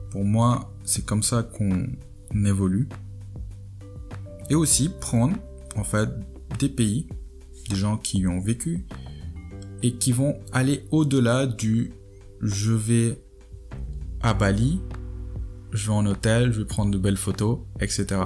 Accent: Senegal; moi je suis sénégalais, je suis à 10 000, 15 000 km de chez moi

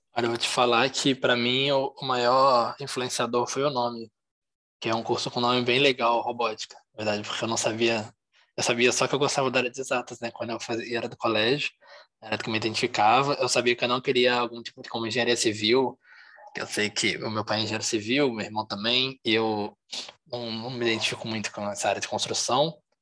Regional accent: Juiz de Fora, Minas Gerais, Brazil; eu sou aqui de fora mesmo, nasci aqui, moro aqui ainda

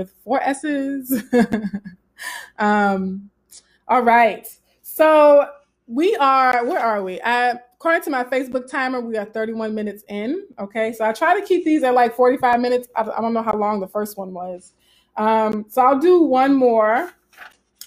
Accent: Southern, United States; accent: Southern; my Southern accent

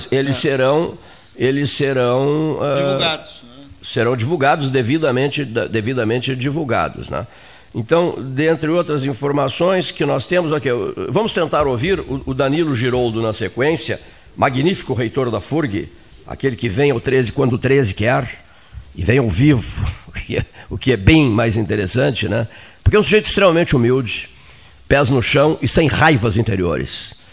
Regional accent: Canguçu, Rio Grande do Sul, Brazil; Eu também sou de Canguçu, porque onde eu nasci era Canguçu, Serrito era Canguçu, eh, no, no ano em que eu nasci.

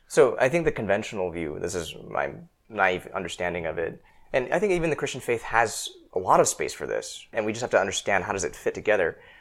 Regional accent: Seattle, Washington, United States; I grew up in Seattle

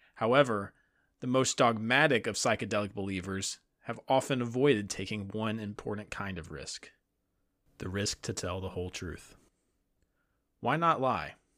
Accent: the South, United States; I'm a Southerner

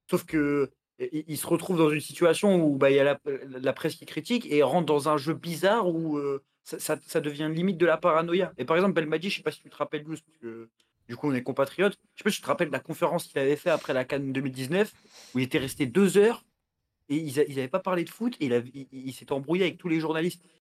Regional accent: Algeria; Je suis algérien, moi aussi.

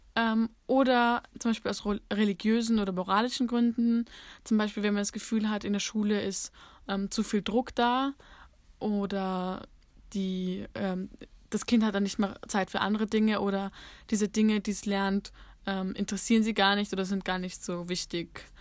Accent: Austria; bei uns in Österreich

